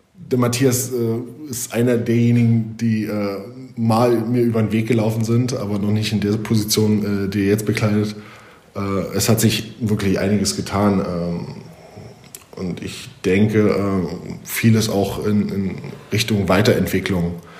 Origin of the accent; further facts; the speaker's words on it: Germany; moved away as an adult; also born or lived in Italy / Poland / Russia; als Deutscher in Deutschland